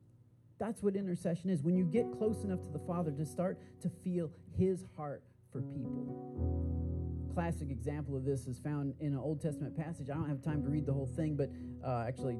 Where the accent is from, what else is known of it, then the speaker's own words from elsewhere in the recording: San Marcos, Texas, United States; moved away as an adult; now in Austin, United States; I'm from San Marcos.